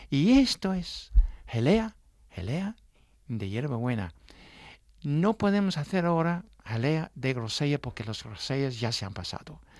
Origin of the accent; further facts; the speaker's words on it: England, United Kingdom; Spanish is a second language; moved away; yo soy un artista inglesa